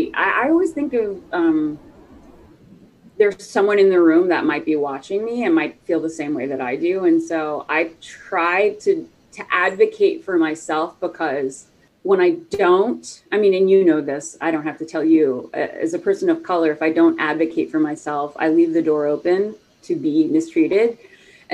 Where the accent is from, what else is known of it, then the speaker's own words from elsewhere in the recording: the South, United States; I grew up like in the South.